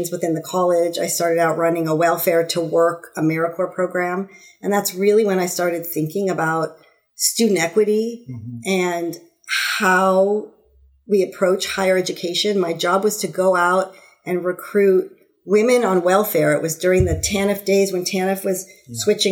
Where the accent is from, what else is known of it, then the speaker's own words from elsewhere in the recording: Los Angeles, California, United States; born and raised in Southern California in the Los Angeles area. I grew up in the San Fernando Valley